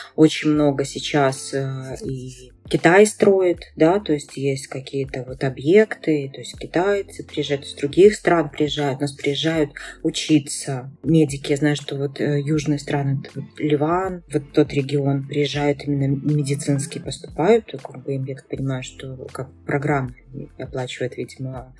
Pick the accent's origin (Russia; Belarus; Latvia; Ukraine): Belarus; я белоруска, да, и выросла, и родилась, и как бы живу